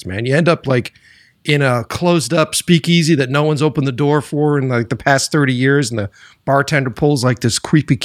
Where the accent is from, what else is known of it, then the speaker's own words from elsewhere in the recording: Boston, Massachusetts, United States; moved away as an adult; also born or lived in New York; now in Los Angeles, United States; I grew up in Boston